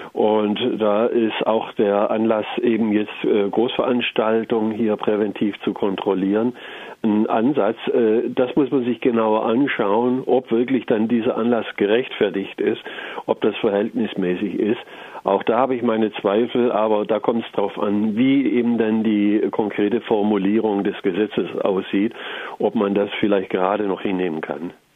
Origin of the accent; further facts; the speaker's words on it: Germany; bei uns in Deutschland